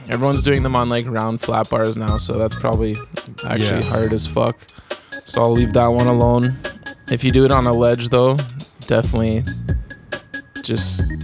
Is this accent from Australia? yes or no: no; Calgary, Alberta, Canada; I'm from Calgary, the home of Mills, a crazy micro universe of people.